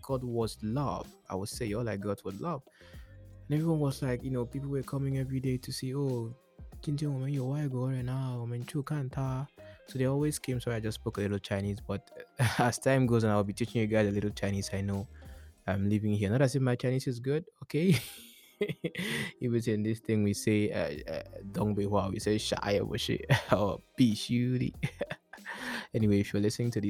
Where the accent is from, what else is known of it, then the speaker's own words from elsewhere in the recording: Nigeria; moved away as an adult; now in China; I am Nigerian from Africa, living in China